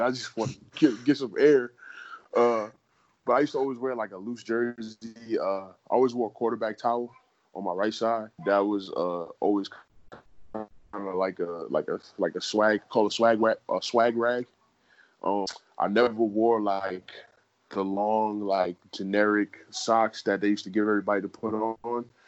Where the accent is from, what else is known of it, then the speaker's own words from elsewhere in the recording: New York City, New York, United States; moved away as an adult; now in Arizona, United States; I'm from New York City